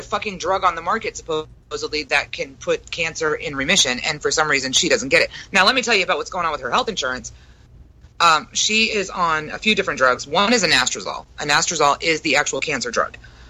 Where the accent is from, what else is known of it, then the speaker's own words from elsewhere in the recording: Brooklyn, New York, United States; I'm from Brooklyn.